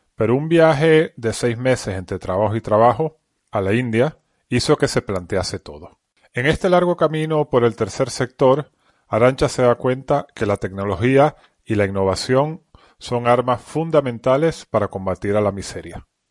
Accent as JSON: {"language": "Spanish", "country": "Venezuela", "moved": "yes", "lives_now": "Madrid, Spain", "said": "yo soy de Venezuela"}